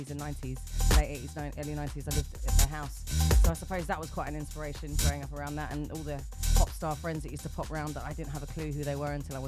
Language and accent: English; London, United Kingdom; growing up in Brixton as the only girl white MC